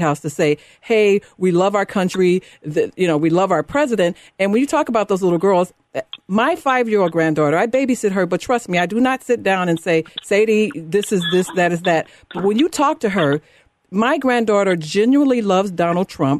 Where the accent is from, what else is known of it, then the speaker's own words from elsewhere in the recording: Chicago, Illinois, United States; moved away; I'm from the better part around Pulaski and Jackson